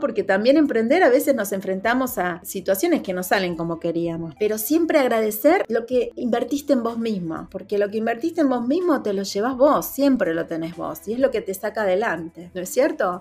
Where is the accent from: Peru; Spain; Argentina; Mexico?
Argentina; Yo soy argentina